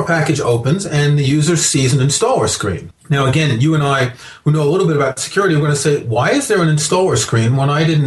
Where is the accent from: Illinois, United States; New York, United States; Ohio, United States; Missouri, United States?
New York, United States; moved away; when I was growing up in New York in the 1970s